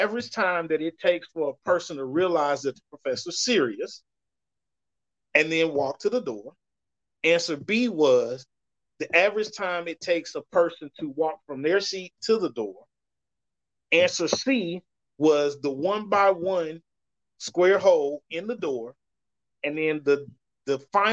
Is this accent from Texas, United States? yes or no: yes; Dallas, Texas, United States; also born or lived in Garland, Texas / Florida; I grew up in Oak Cliff. I just moved away for a little bit and came back